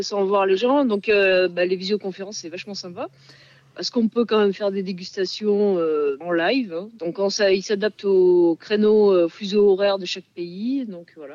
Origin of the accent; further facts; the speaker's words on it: Landes, Nouvelle-Aquitaine, France; je viens des Landes avec des grands-parents euh, paysans, bergers